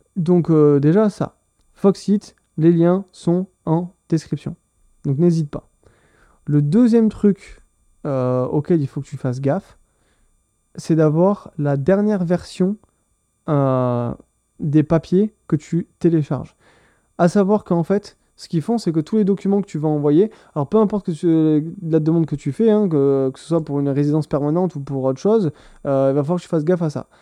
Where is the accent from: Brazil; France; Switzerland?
France; moved away as an adult; now in Owen Sound, Canada; je suis un Français qui s'est installé au Canada il y a 6 mois